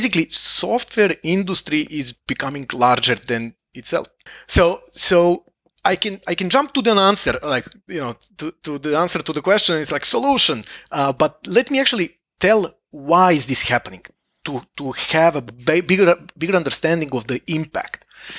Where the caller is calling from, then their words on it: Estonia; I'm calling from Estonia